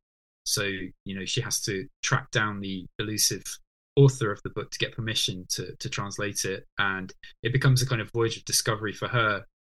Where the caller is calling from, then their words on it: Norwich, East of England, United Kingdom; So at the moment, I'm calling in from Norwich, which is where I live these days.